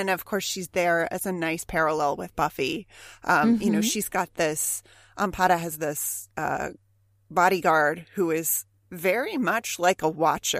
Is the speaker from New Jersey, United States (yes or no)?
no; California, United States; I grew up in Southern California.